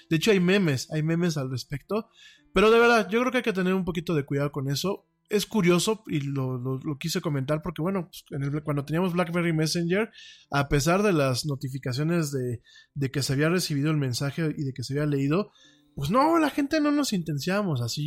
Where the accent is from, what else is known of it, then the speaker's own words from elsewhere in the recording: Mexico; soy de México